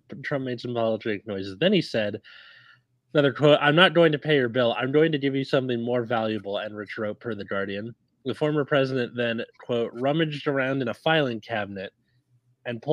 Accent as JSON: {"language": "English", "region": "California", "country": "United States", "said": "I'm Californian"}